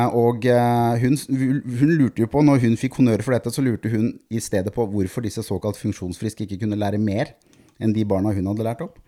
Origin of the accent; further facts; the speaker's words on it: Norway; som nordmann